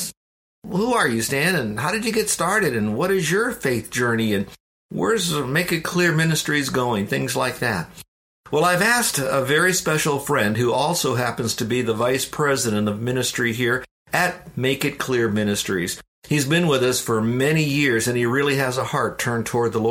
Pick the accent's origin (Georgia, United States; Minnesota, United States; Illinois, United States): Illinois, United States; Downers Grove; moved away; also born or lived in Florida; I was born in Chicago, a suburb of Chicago called Downers Grove, which is near Wheaton